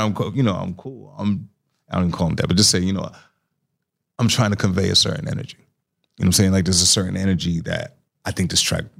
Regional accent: New York City, New York, United States; moved away; also born or lived in North Carolina; I'm from Astoria Projects

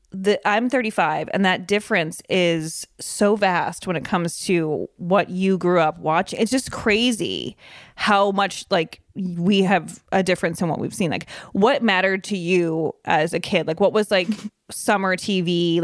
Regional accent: Evanston, Illinois, United States; I grew up in Evanston, Illinois, which is just outside of Chicago.

